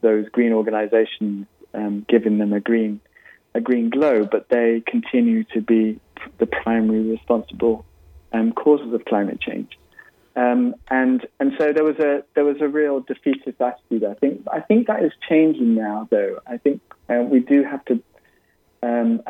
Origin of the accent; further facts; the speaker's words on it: United Kingdom; now in California, United States; my home country of the UK